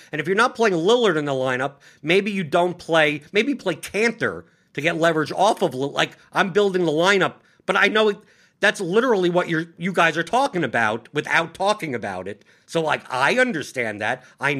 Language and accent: English; New York City, New York, United States; born or raised there